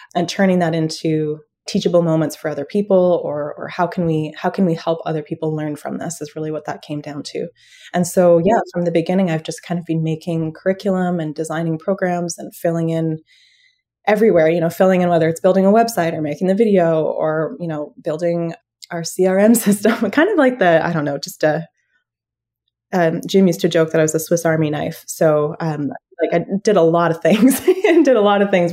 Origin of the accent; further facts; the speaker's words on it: London, Ontario, Canada; now in Ottawa, Canada; My background is growing up in the suburbs in London, Ontario